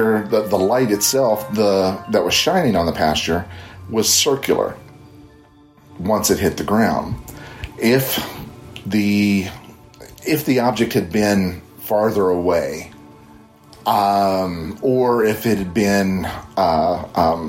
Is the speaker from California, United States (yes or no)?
no; Northern Kentucky, United States; now in Central Florida, United States; I currently reside in Central Florida, but at the time of this sighting, I was living in my hometown in Northern Kentucky